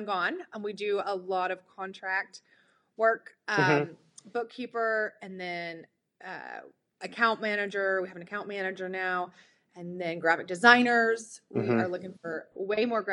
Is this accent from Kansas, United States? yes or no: yes; Mulvane, Kansas, United States; I'm from Mulvane, Kansas.